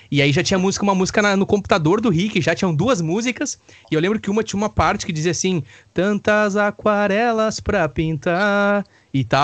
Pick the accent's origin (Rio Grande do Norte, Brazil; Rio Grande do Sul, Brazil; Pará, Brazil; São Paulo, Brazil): Rio Grande do Sul, Brazil; Campo Bom; amigos que eu conheci através da música, através da cidade de onde eu nasci, me criei, que é Campo Bom.